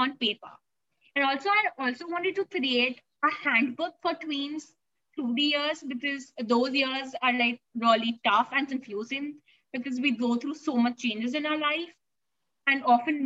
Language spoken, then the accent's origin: English; India; I'm a teen author, blogger, and literature advocate from India. And I was born and brought up here